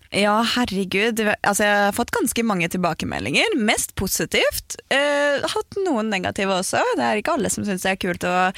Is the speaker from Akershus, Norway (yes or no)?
yes; Aurskog-Høland, Akershus, Norway; also born or lived in Gol; Jeg flytta jo til Aurskog-Høland